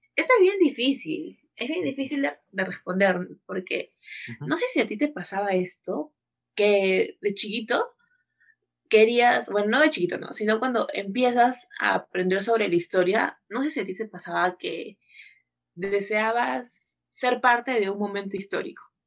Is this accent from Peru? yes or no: yes; Peru; somos de Perú